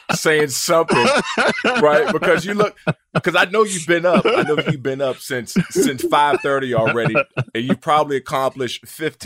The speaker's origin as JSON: {"language": "English", "region": "Maryland", "country": "United States", "said": "Remember, I'm from Maryland, Washington, D.C. area."}